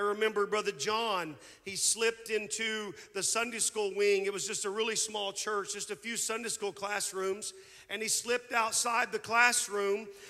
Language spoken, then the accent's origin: English; Anthony, Kansas, United States; moved away; also born or lived in Moss Bluff, Louisiana; After the divorce, we moved from Moss Bluff, Louisiana, to a small town in Anthony, Kansas